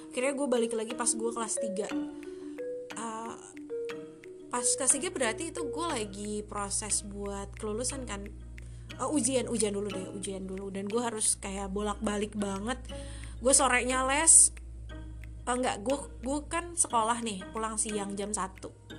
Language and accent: Indonesian; Sunda, Indonesia; gue orang Sunda